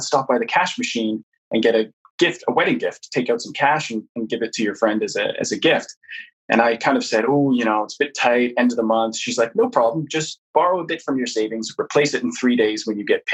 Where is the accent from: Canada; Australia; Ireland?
Canada; now in London, United Kingdom; I'm originally Canadian, but me and my partner, who's of Polish heritage, met here in London, and that's where we currently live.